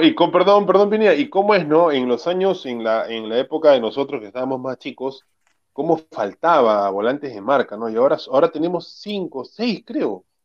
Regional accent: Lima, Peru; yo viví desde que nací en el RIMAC

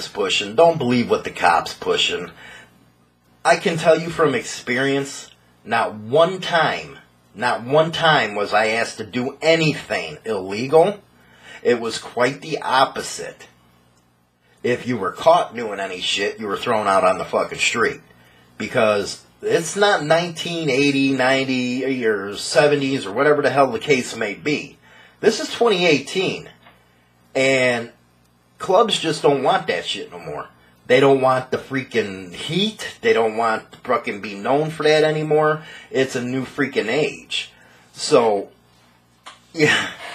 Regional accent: Chicago, Illinois, United States; I grew up in Chicago

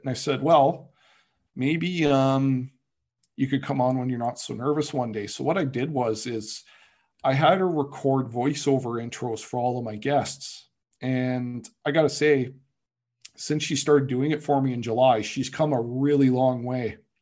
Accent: Canada

